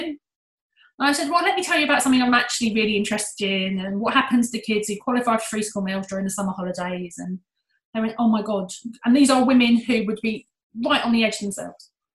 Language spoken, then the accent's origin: English; United Kingdom; we're British